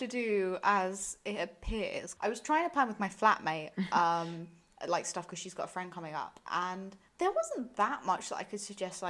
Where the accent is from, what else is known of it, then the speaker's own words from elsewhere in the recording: Essex, East of England, United Kingdom; I'm from Essex.